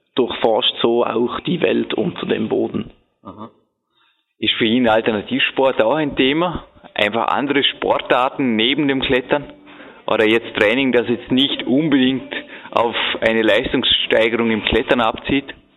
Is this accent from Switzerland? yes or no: yes; Switzerland; wir Schweizer